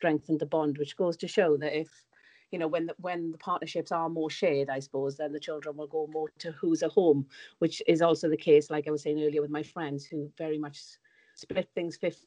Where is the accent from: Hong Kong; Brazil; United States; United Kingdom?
United Kingdom; Wales; moved away; you might be able to tell from my accent, but I'm from Wales, so all my family are in Wales, and I found it really tough to be away from them